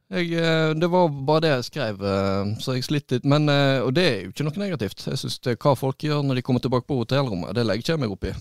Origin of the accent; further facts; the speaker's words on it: Florø, Vestland, Norway; accent: Florø dialect; moved away; also born or lived in Bergen; jeg er florepatriot, men den dialekten, den er litt sånn